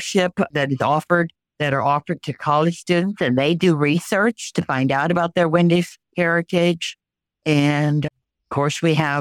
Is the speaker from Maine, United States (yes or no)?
no; Serbin, Texas, United States; I grew up here in Sherbin and went to school in the two-room schoolhouse at Sherbin